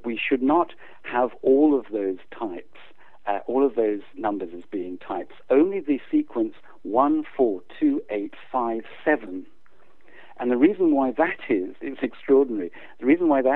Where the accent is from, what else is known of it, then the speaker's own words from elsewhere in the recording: South Africa; moved away as an adult; also born or lived in England / United States; now in United Kingdom; my parents took us out to South Africa when I was 8. So I unfortunately grew up under apartheid regime